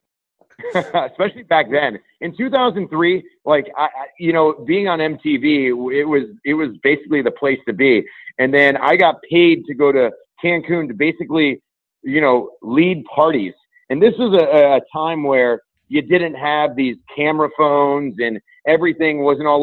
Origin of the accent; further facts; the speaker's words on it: Parma, Ohio, United States; I'm a kid from Parma, Ohio. I went to Normandy High School